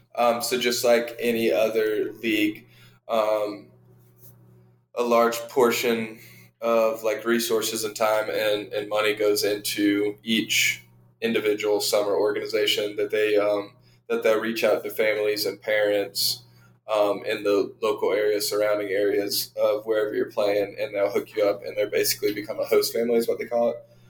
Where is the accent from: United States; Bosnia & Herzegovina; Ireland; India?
United States; Savannah, Georgia; also born or lived in Arlington, Texas; I was born and raised in Arlington, Texas. Um, we moved to the Savannah area when I was in fourth grade, so probably 10 ish years old. Um, lived around Savannah for the majority um, up until I left for college.